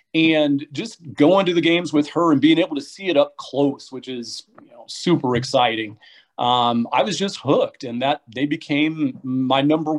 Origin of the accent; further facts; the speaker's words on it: Muncie, Indiana, United States; So I have two older sisters, and I'm from Muncie. So growing up in Muncie